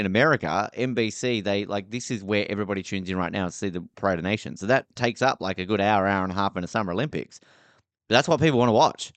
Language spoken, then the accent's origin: English; Australia; I'm from Australia